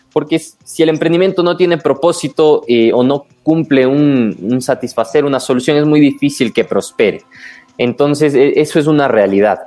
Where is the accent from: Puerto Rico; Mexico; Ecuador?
Ecuador; los defectos que tenemos como ecuatorianos